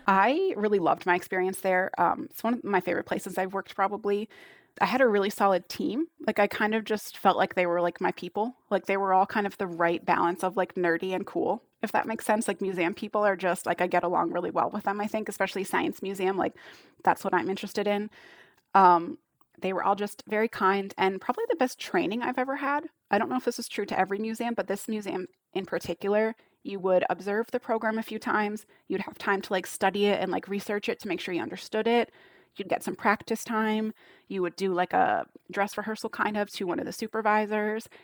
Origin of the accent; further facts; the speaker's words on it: United States; accent: American; my American accent